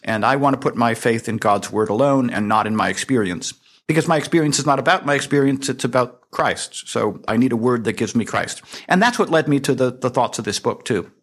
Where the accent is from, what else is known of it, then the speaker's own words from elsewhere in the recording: Hershey, Pennsylvania, United States; my hometown of Hershey, Pennsylvania